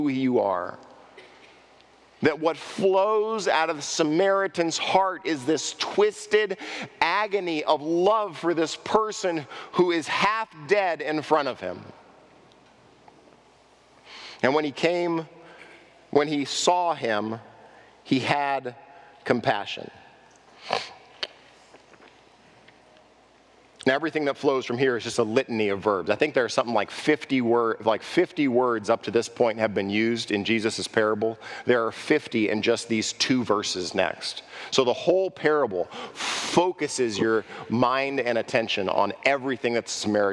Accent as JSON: {"language": "English", "town": "Los Angeles", "region": "California", "country": "United States", "tie": "born or raised there", "said": "I grew up in Los Angeles"}